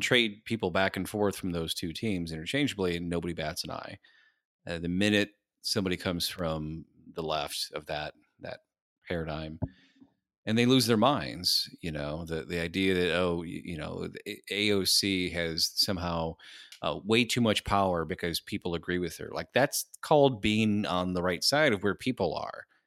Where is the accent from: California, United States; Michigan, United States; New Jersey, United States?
Michigan, United States; Lansing; I'm from fucking Lansing, Michigan